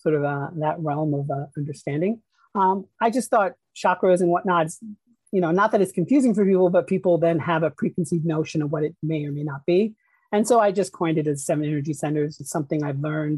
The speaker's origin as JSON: {"language": "English", "town": "Peekskill", "region": "New York", "country": "United States", "tie": "born or raised there", "also_born_or_lived": "Mumbai, India", "said": "Grew up in a little town called Peekskill, which is in Westchester County"}